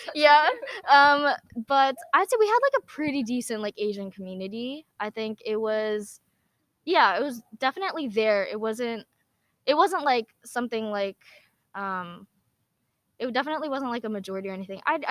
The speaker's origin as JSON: {"language": "English", "region": "New Jersey", "country": "United States", "tie": "born or raised there", "said": "I was born and raised in New Jersey"}